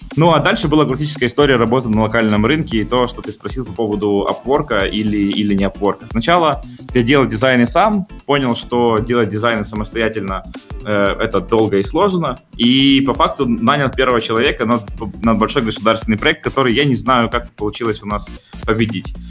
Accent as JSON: {"language": "Russian", "town": "Zaporizhzhia", "region": "Zaporizhzhia Oblast", "country": "Ukraine", "tie": "born or raised there", "moved": "yes", "lives_now": "Kyiv, Ukraine", "said": "Я родился в прекрасном городе Запорожье, э, но родители переехали в Киев"}